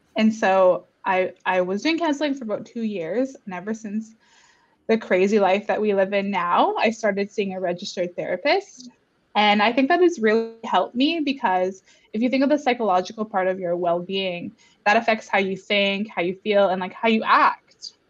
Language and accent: English; Garden River First Nation, Ontario, Canada; now in Toronto, Canada; I grew up in Garden River, or my inner child grew up on reserve